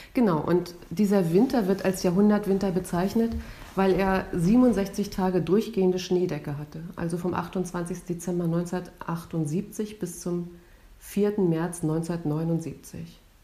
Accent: near Stralsund, Mecklenburg-Vorpommern, Germany; Wir sind in Norddeutschland aufgewachsen, in der Nähe von Stralsund

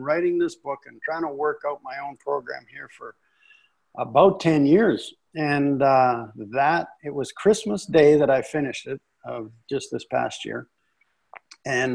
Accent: Northwestern Ontario, Canada; also born or lived in San Diego, California; now in Dallas, United States; And I grew up in Canada. My wife and I, we grew up in Northwestern Ontario

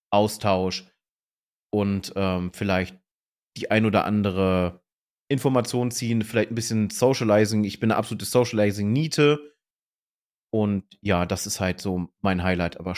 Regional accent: Hanover, Lower Saxony, Germany; Auf der war ich tatsächlich, ich komme ja ursprünglich aus Hannover, also äh, war das nicht fern.

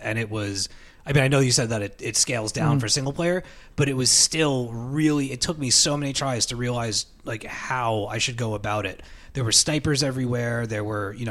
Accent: New York, United States; we're from New York

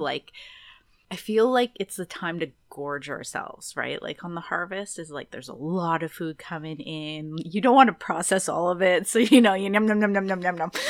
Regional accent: Kazabazua, Quebec, Canada; now in British Columbia, Canada; where I'm from, just l, an hour north of Quebec, on the Quebec side from Ottawa, is my hometown is called Casabazua

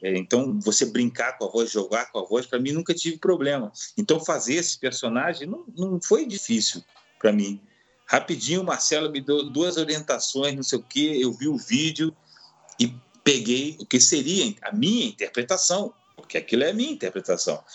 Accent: Brazil; eu como sendo europeu, meu, eu ia com passaporte europeu, sou brasileiro também, eu tenho os dois passaportes

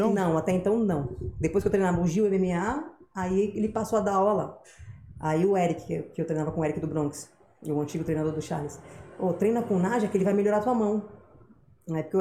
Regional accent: Guarujá, São Paulo, Brazil; Pô, sou do Guarujá, só atravessar era Santos.

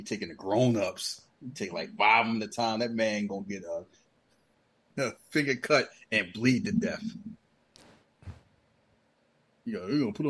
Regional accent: Philadelphia, Pennsylvania, United States; I grew up in Philly.

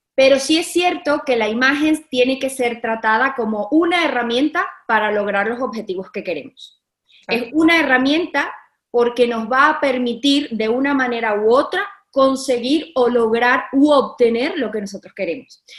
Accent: Caracas, Capital District, Venezuela; yo me, sentía varguense, aunque yo soy caraqueña

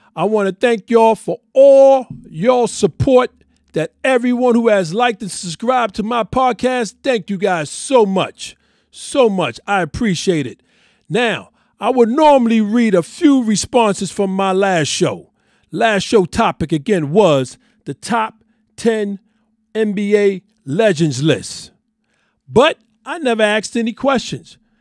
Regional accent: New York City, New York, United States; I am born and raised in New York City.

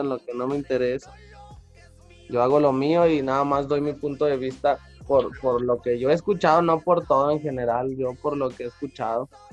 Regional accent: Mexico City, Mexico; vuelvo allá a mi lugar de donde soy

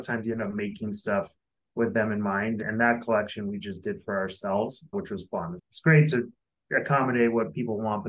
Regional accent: Denver, Colorado, United States; moved away as an adult; also born or lived in Los Angeles, California; I'm originally from Denver, Colorado, and I spent over 20 years in Los Angeles

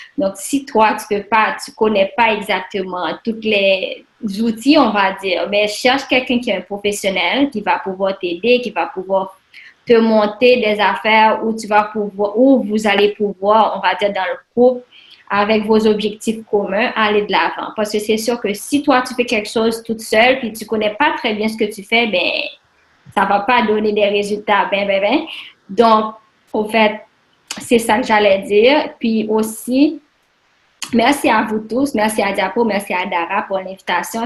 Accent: Haiti; now in Canada; je suis haïtienne, puis mes parents sont en Haïti

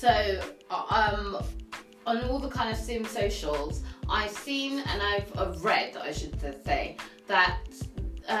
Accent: United Kingdom; we're British, we're from the UK

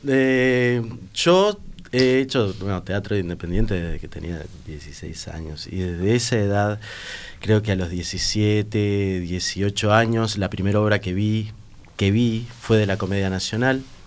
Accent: barrio La Teja, Montevideo, Uruguay; salía del liceo, del liceo Bausá, que está enfrente, iba ahí y en vez de estar en la calle, en el barrio La Teja, donde vivo yo

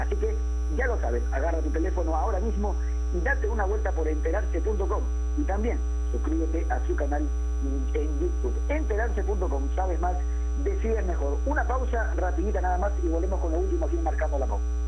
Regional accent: Peru; como peruanos

